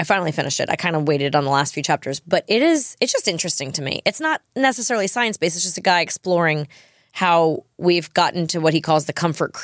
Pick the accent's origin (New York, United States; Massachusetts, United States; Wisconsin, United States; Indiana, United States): New York, United States; now in Tennessee, United States; I'm from New York